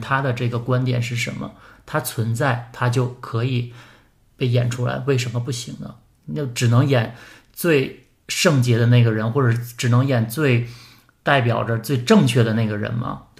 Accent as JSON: {"language": "Chinese", "region": "Northeast China", "country": "China", "said": "反正作我作为一个东北人，我真的看到了这些女性的这些画这些肖像"}